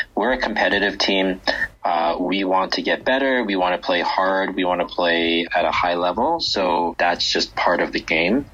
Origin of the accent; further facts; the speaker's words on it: Vancouver, British Columbia, Canada; moved away as an adult; now in Beijing, China; I grew up in Vancouver in Canada